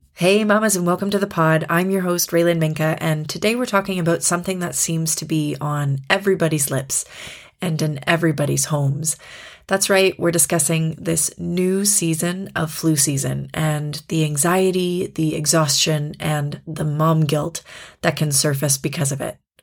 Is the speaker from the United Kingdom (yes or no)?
no; Canada; moved away as an adult; now in Germany; in Canada, my home country